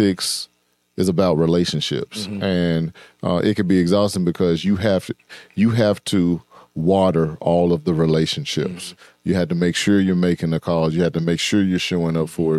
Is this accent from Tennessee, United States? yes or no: yes; Memphis, Tennessee, United States; I'm from Memphis